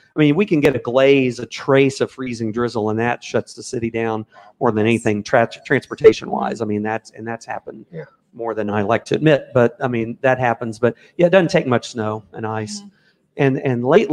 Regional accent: Memphis, Tennessee, United States; I grew up in Memphis, Tennessee

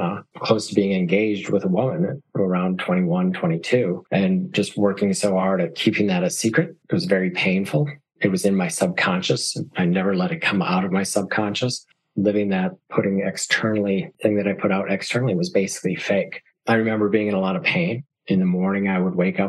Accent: northern Wisconsin, United States; now in New York, United States; I grew up in a very small town, a tiny town of 1,883 people. I think the population sign says very remote, basically south of Duluth, Minnesota. So in the northern part of Wisconsin.

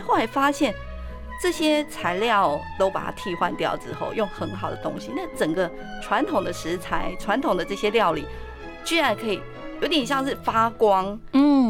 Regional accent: Taipei, Taiwan; moved away as an adult; now in Yilan, Taiwan; 国小就已经到台北

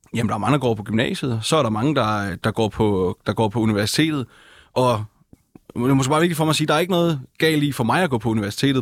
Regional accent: Funen, Southern Denmark, Denmark; hjemme på Fyn, hvor jeg kommer fra

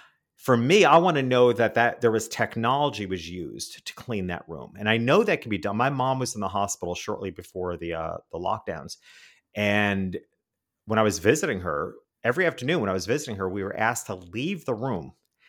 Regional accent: New York City, New York, United States; now in Miami, United States; I'm a city guy. I grew up in New York City and now I live in Miami.

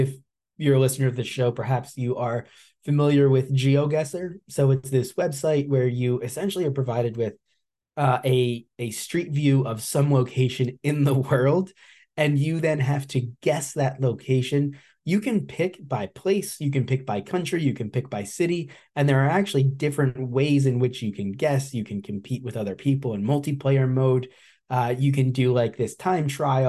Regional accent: New Jersey, United States; It ended up being New Jersey, my home state

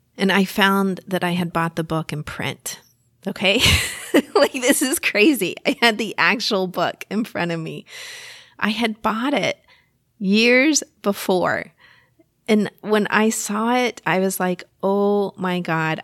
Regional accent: Texas, United States; accent: Texas; my Texas accent is coming out

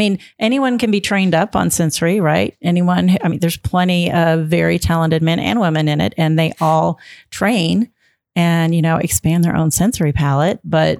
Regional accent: Jeffersonville, Indiana, United States; moved away as an adult; also born or lived in Nashville, Tennessee; moved from Nashville, where we had lived for 17 years. Back here, my parents lived in Jeffersonville. I grew up in Jeffersonville

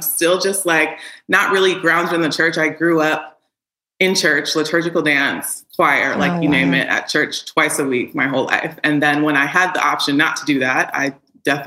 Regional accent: Chicago, Illinois, United States; also born or lived in Houston, Texas; I was born in Houston, but raised in Chicago

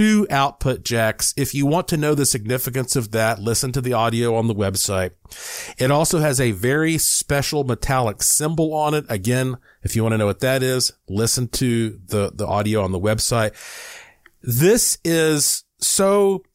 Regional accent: Asheville, North Carolina, United States; now in Nevada, United States; Asheville, North Carolina, my hometown

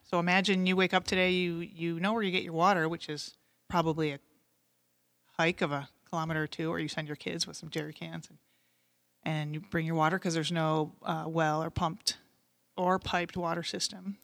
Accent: Great Lakes region, Michigan, United States; growing up in the Great Lakes region. I lived down the street from Lake Saint Clair

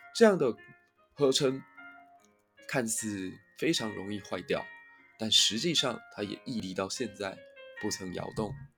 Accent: Kaohsiung, Taiwan; 我家乡小港

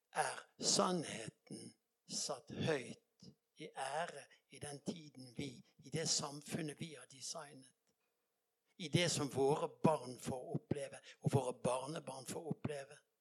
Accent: Bergen, Vestland, Norway; jeg kommer fra Bergen

